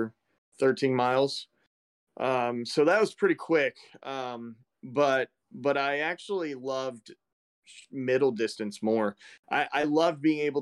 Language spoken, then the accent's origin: English; East Central Illinois, United States; East Central Illinois, in the middle of a cornfield. Just south of Chicago